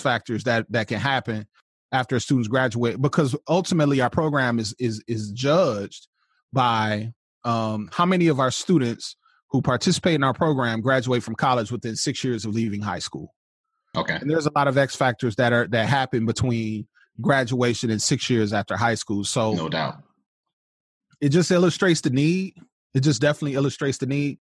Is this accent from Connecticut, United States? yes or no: no; Flint, Michigan, United States; I was born in Flint, Michigan. Um, went to Flint Community Schools, south side of Flint